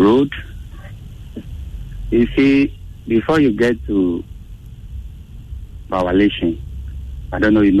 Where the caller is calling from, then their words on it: Akweteman, Greater Accra, Ghana; Yeah, I'm calling from Akwetema.